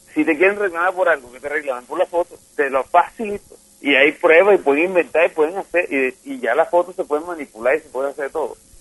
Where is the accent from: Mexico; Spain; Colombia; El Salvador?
Colombia; Cartagena, Bolívar; Yo soy cartagenero